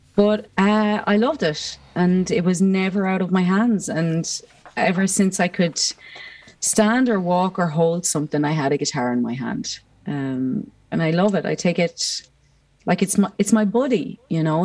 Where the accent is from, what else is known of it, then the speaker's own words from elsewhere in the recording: Ireland; growing up as an Irish person